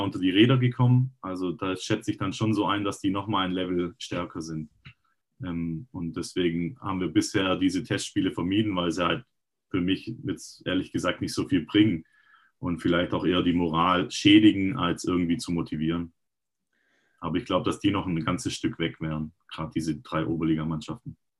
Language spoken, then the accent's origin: German; Rottenburg am Neckar, Baden-Württemberg, Germany; ich bin Rottenburger und habe ähm, auch selber immer ein bisschen gekickt. Ähm, hier in der Gegend rum, in, also in der Jugend auch in Rottenburg